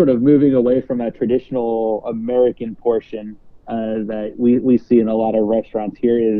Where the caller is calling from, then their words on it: Toronto, Ontario, Canada; I'm speaking from Toronto, and, you know, the differences in plate size from a restaurant here in Toronto versus what you see at a very similar restaurant in the U.S. is always quite amusing to me.